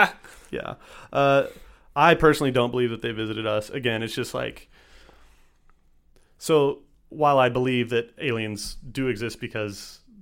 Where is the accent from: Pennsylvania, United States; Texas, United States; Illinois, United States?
Texas, United States; I'm from Texas.